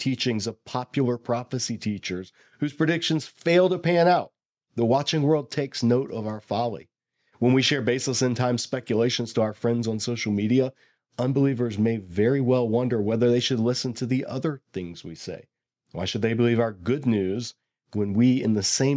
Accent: Bible Belt, the South, United States; I sort of was growing up in the South in the Bible Belt

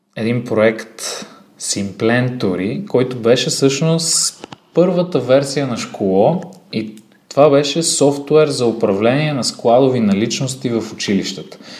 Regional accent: Sofia, Sofia City, Bulgaria; съм роден в София на 27 години съм

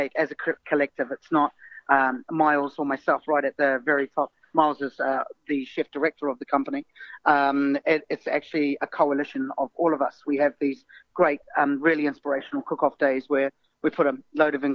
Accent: Wellington, New Zealand; moved away as an adult; now in London, United Kingdom; I was brought up in New Zealand, but my mother is English.

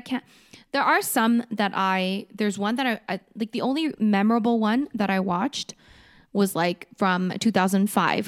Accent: Canada; I'm Canadian

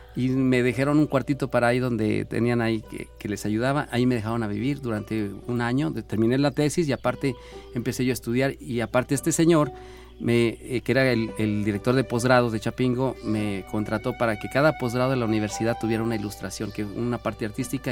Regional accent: Fresnillo, Zacatecas, Mexico; moved away; mi ombligo se encuentra en una comunidad muy pequeña, a lo lejos de, ahí en el municipio de Fresnillo, Zacatecas. Se llama San Pedro de Ábrego, allá nací, nací creciendo, crecí sembrando maíz y frijol

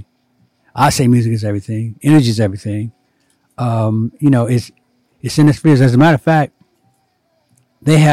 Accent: Ohio, United States; I was born in Ohio, 1944

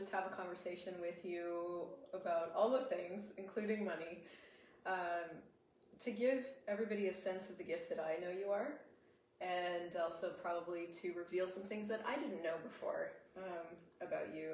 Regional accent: United States; accent: American; my American accent

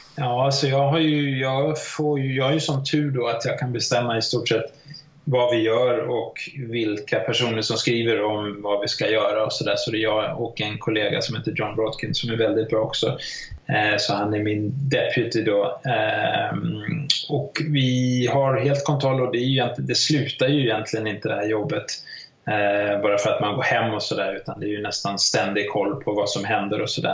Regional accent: Sweden; jag är svensk

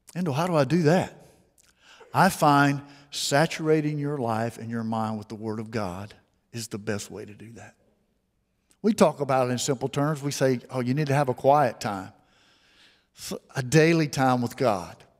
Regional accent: Mobile, Alabama, United States; I was raised here in Mobile

